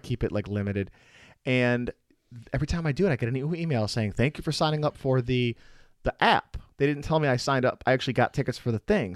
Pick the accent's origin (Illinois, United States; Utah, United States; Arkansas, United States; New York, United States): Illinois, United States; Chicago; moved away as an adult; also born or lived in Milwaukee area; now in Milwaukee, United States; I'm from the Chicago area